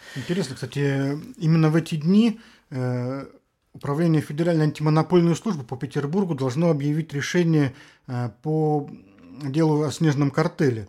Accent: Saint Petersburg, Russia; мы, петербуржцы

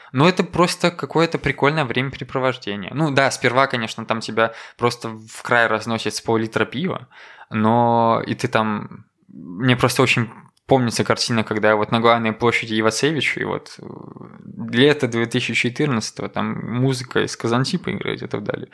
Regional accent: Koziki, Belarus; now in Minsk, Belarus; я на хуторе родился, там прям ну, буквально лес. И мне очень нравится мое детство просто

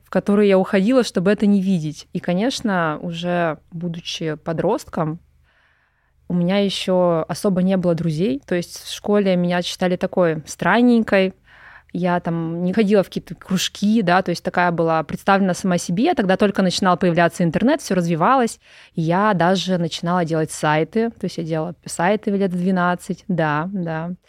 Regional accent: Pervouralsk, Sverdlovsk Oblast, Russia; moved away as an adult; also born or lived in Moscow; Я родилась в Москве, когда у меня родители учились в МГУ, но потом что-то их занесло на Урал, туда далеко. И я до 18 лет жила в очень маленьком уральском городке под Екатеринбургом, Первоуральск

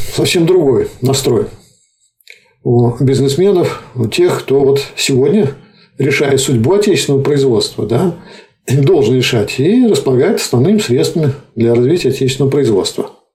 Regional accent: Nizhny Novgorod, Nizhny Novgorod Oblast, Russia; Я, например, как нижегородец

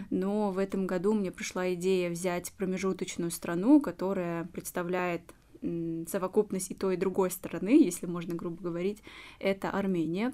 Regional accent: Uzbekistan; moved away as an adult; now in Russia; я сама узбечка из Узбекистана, выросла в этой культуре, жила много-много лет

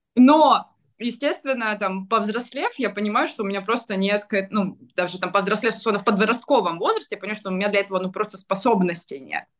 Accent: Rostov-on-Don, Rostov Oblast, Russia; я из Ростова

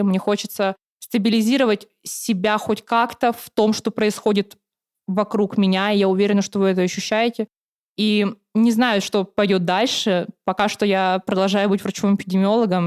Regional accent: Khanty-Mansiysk, Khanty-Mansi Autonomous Okrug, Russia; moved away as an adult; now in Saint Petersburg, Russia; я приехала из Ханты-Мансийска, я приехала отучиться в Санкт-Петербурге в Мечниково

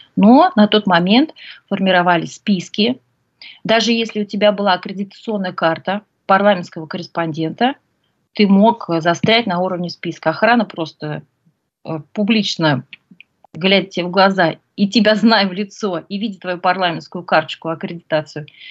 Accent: Ufa, Bashkortostan, Russia; родилась в Уфе

